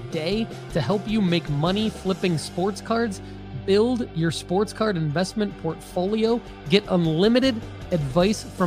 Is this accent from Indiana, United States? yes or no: no; Rochester Hills, Michigan, United States; As a Detroit native, I'm actually from Rochester Hills, but we all say we're from Detroit